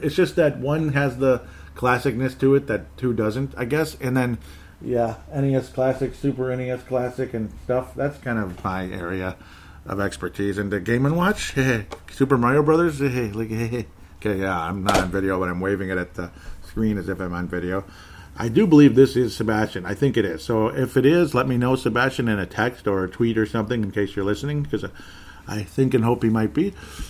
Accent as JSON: {"language": "English", "country": "Canada", "said": "I'm a Canadian, Irish Canadian, I guess."}